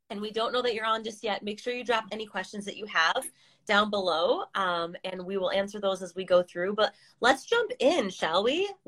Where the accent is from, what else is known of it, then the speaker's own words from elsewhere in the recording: California, United States; now in Ohio, United States; so I moved from California, the West Coast, over to the East Coast in Ohio, which is more suburban, and it's like totally different life to have grass and to have a yard